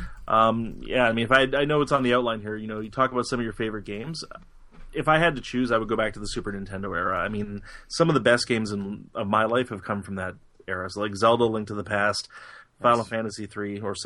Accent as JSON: {"language": "English", "country": "Canada", "said": "I'm Canadian"}